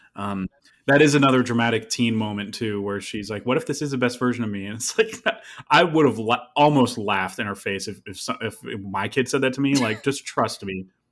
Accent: upstate New York, United States; I was born in upstate New York, where it's more tolerable

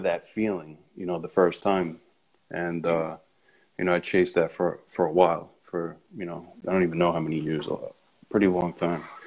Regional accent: Ronkonkoma, New York, United States; I'm from Long Island, uh, grew up in Ronkonkoma

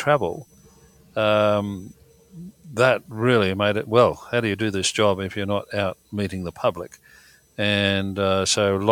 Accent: Wollongong, New South Wales, Australia; we grew up in the Illawarra, Wollongong way

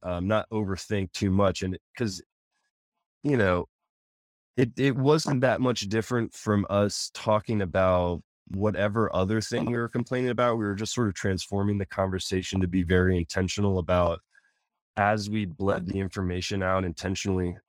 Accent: Anne Arundel County, Maryland, United States; I grew up in Anne Arundel County

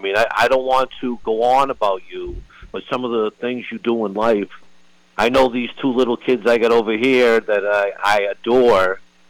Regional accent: Manchester, New Hampshire, United States; I'm from Manchester, New Hampshire

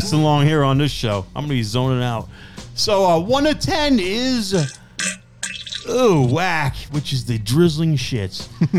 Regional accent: New Jersey, United States; accent: New Jersey; But it's easy to tell I'm from New Jersey, kind of thing. I have a real yeah. New Jersey accent, I think.

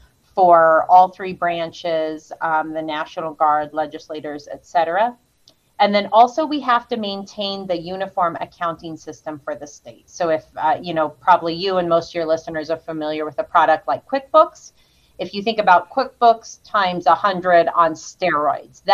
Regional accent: Riverton, Wyoming, United States; There's hirings and layoffs and a few moves, but primarily from Riverton

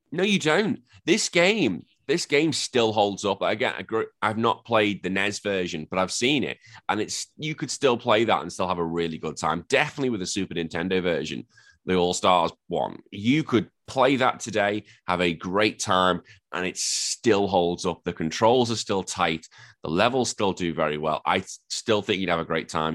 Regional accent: England, United Kingdom; I am just some drunken Englishman pretending to be an Australian

